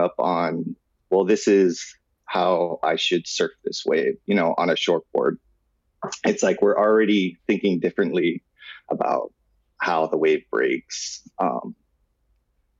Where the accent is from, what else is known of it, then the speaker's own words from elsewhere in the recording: Kauai, Hawaii, United States; I grew up on Kauai